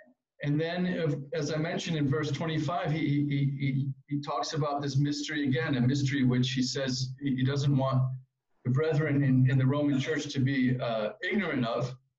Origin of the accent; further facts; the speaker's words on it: West Hartford, Connecticut, United States; now in Israel; As you can hear from my accent or lack of, I'm also an American Jew who was born and raised in West Hartford, Connecticut, and still carry an American passport as well as my Israeli one.